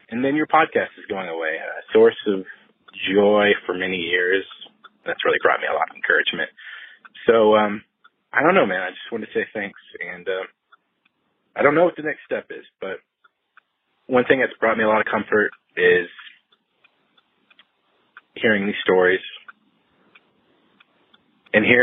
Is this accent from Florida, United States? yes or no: no; Dallas, Texas, United States; I am from Dallas, Texas.